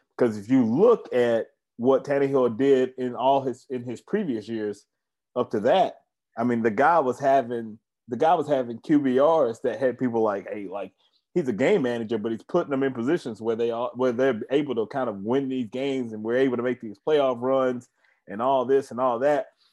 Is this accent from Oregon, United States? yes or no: no; Tennessee, United States; come out here to Tennessee, come on back to my hometown